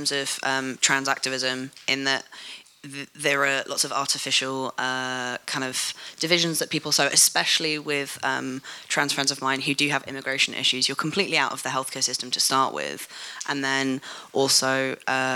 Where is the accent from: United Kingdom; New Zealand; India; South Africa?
United Kingdom; London; I'm white British, and I was born in London